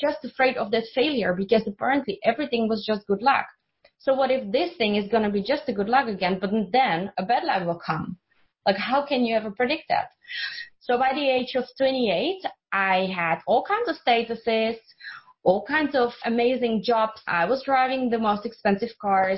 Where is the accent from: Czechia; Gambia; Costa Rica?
Czechia; English is a second language; moved away; I'm from Czech Republic, so that's where I grew up.